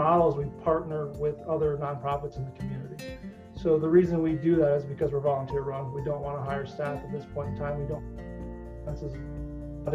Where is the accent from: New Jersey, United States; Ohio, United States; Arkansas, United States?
Ohio, United States; Northwest; now in Columbus, United States; I grew up in Northwest Ohio, and very involved in the community